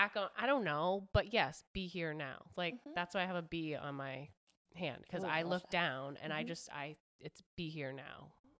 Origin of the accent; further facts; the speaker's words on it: Hawaii, United States; Or plus, growing up in Hawaii, I don't know where your husband's from, but like, Hawaii is I don't know.